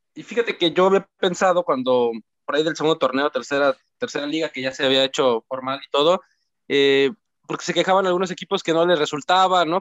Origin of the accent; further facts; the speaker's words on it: Cancún, Quintana Roo, Mexico; yo soy de Cancún